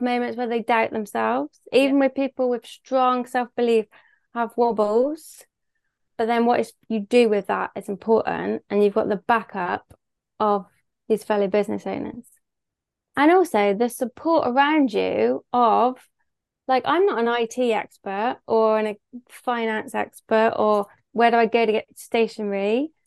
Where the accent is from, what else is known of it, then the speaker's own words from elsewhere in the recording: Bristol, South West England, United Kingdom; accent: Bristol; I live in Bristol, hence my beautiful accent